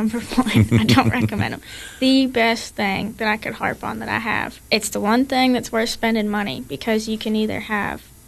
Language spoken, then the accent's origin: English; Ohio, United States; now in Tennessee, United States; I'm originally from Ohio